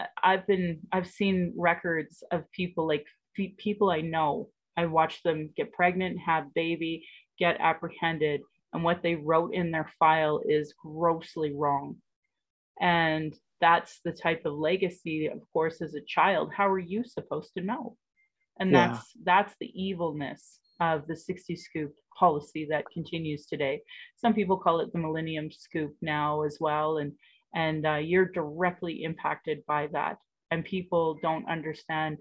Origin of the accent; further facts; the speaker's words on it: Sylvan Lake, Alberta, Canada; also born or lived in Calgary, Alberta; I grew up in Sylvan Lake